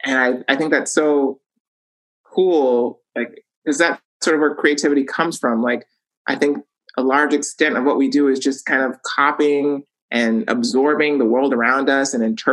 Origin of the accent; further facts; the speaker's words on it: Los Angeles, California, United States; we all lived in this really teeny tiny one bedroom